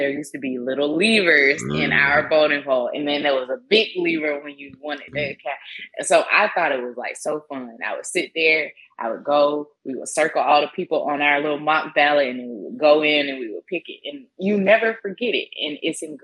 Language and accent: English; the South, United States; we come from the South